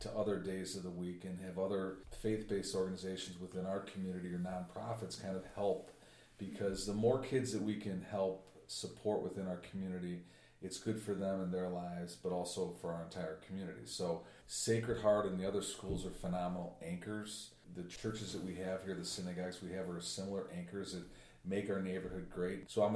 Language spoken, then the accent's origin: English; Chicago, Illinois, United States; I grew up in Edgewater and my kids are raised here